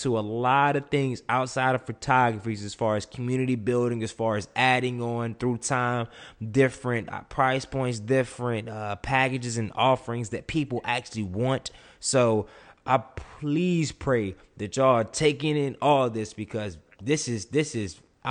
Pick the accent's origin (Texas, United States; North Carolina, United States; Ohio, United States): North Carolina, United States; Durham; I'm from Durham, North Carolina